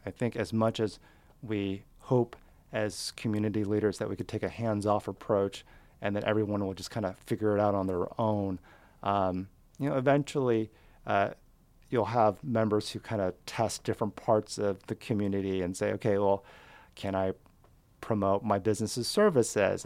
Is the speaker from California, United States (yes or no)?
yes; Southern California, United States; also born or lived in Fremont, Seattle / Wallingford, Seattle; now in Seattle, United States; I grew up in Southern California.